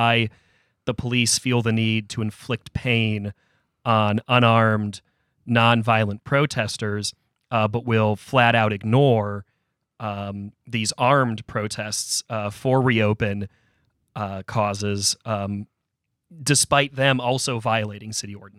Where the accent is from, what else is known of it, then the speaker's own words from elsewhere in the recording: Chagrin Falls, Ohio, United States; my hometown of Chagrin Falls, Ohio